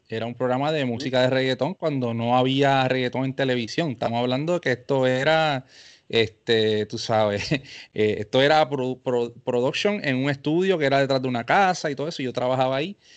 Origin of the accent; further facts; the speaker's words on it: Carolina, Puerto Rico; yo soy de Carolina, Puerto Rico